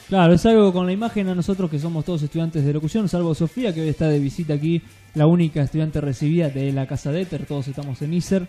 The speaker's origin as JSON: {"language": "Spanish", "region": "Entre Ríos", "country": "Argentina", "tie": "born or raised there", "moved": "yes", "said": "nacimos en Entre Ríos, venimos de allá"}